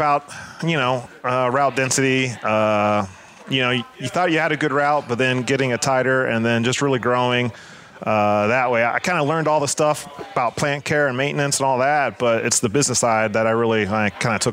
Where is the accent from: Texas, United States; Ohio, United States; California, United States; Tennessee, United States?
Ohio, United States; Columbus; I'm from Columbus, Ohio